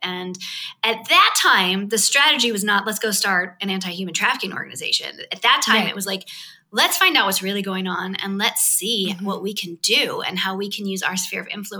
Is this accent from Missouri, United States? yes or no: yes; St. Louis, Missouri, United States; moved away as an adult; also born or lived in California / Australia; now in Greece; I was born in California. I grew up on a farm in St. Louis, Missouri.